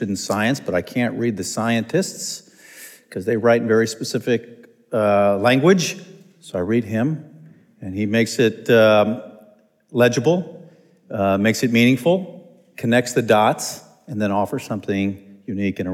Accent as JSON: {"language": "English", "region": "New York", "country": "United States", "moved": "yes", "lives_now": "San Francisco, United States", "said": "I was originally from New York"}